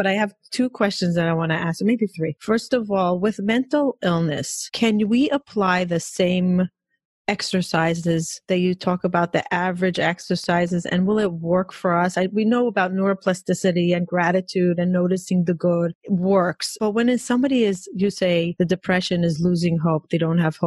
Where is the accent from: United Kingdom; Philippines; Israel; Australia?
Israel; growing up in Israel